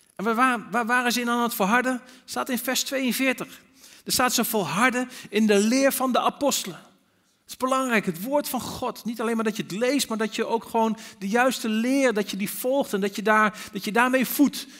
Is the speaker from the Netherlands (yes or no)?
yes; Netherlands; als Nederlanders